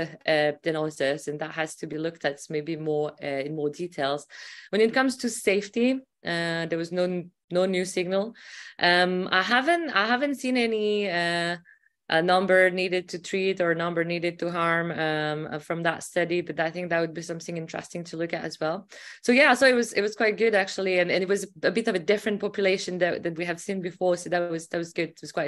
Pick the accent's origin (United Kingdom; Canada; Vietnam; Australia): United Kingdom; Glasgow, Scotland; from Glasgow, UK.